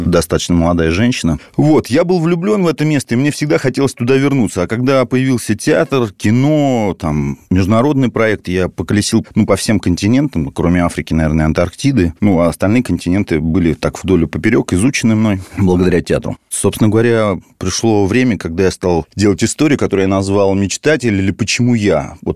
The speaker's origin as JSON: {"language": "Russian", "region": "Moscow", "country": "Russia", "tie": "born there", "said": "Ну да, я родился в Москве."}